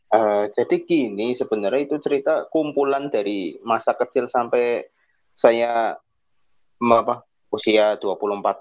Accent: Purwokerto, Central Java, Indonesia; Halo, kawan lintas dimensi. Salam kenal. Saya dari Purwokerto.

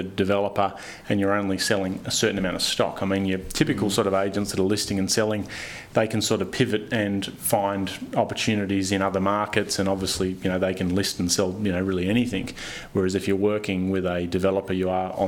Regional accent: Newcastle, New South Wales, Australia; also born or lived in Central Coast, New South Wales; Started with the local primary school, progressed on to obviously high school here in Newcastle

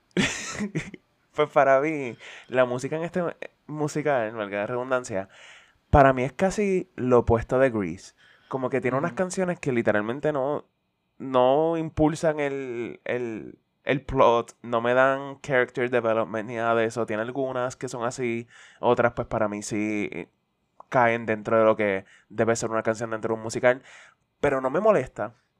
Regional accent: Puerto Rico; como puertorriqueño independentista y redento

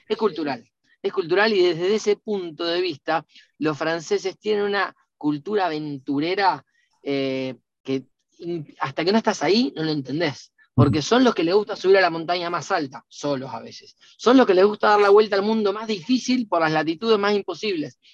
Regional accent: Rosario, Santa Fe, Argentina; yo soy de Rosario

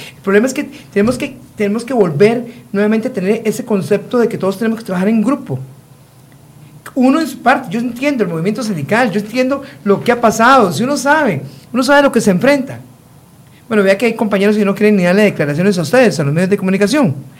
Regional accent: Costa Rica

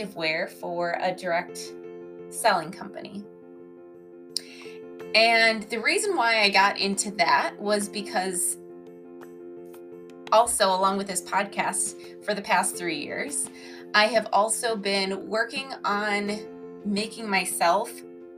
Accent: Illinois, United States; also born or lived in Wisconsin; I am born and raised in the Midwest, mainly in Illinois and a little bit of Wisconsin as well

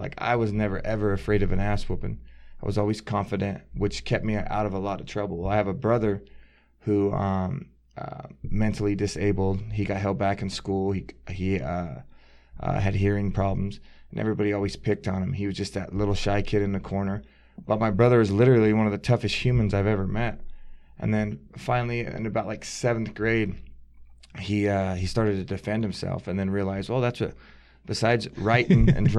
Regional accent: Buckeye, Arizona, United States; I grew up in Buckeye, Arizona.

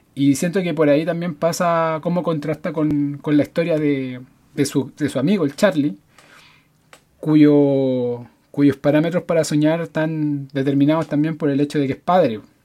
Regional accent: Santiago, Santiago Metropolitan Region, Chile; soy de Recoleta, evidentemente. Eh, vivo muy cerca de los cementerios

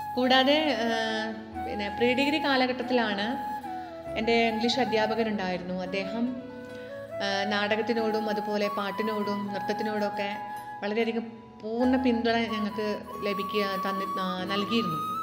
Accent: Cherpulassery, Kerala, India; ചെർപ്പുളശ്ശേരിയിലാണ് ഞാൻ ജനിച്ചതും വളർന്നതും ഇപ്പോൾ താമസിക്കുന്നതും

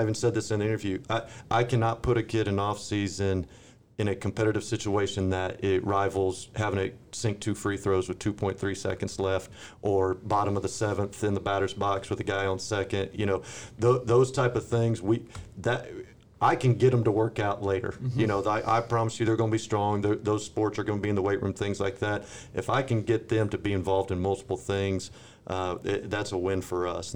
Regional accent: San Antonio, Texas, United States; also born or lived in Dallas–Fort Worth Metroplex, Texas; now in Forney, United States; I'm originally from San Antonio, Texas. My dad was a high school football coach, so I grew up on the sidelines. My mom was an elementary PE teacher, so two educators, and grew up down there

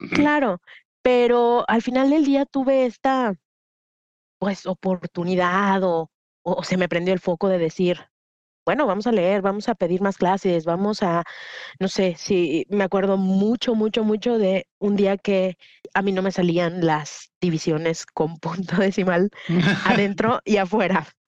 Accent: Mexico; moved away as an adult; also born or lived in Mexico City / United States / London; now in Guadalajara, Mexico; A mi ciudad natal llegaron unos grupos de estos delictivos y mi mamá lo que hizo fue mandarme fuera de la ciudad

